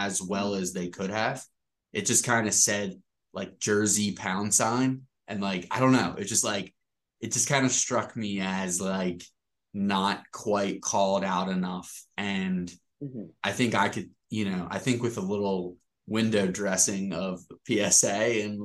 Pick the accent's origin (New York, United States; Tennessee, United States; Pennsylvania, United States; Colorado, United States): Pennsylvania, United States; Philadelphia; born or raised there